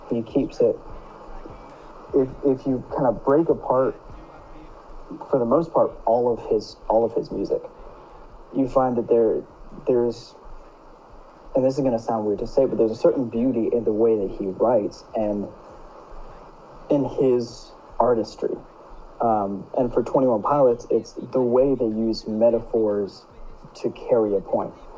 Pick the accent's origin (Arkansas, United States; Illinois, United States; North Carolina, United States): North Carolina, United States; I'm 19 from North Carolina